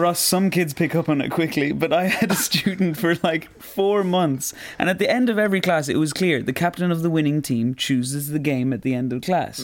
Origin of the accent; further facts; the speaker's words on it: Roscommon, Connacht, Ireland; I come from Roscommon